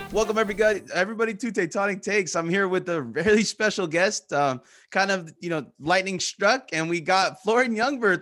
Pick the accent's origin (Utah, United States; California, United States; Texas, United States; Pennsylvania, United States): California, United States; now in Japan; I'm not just American, I'm from California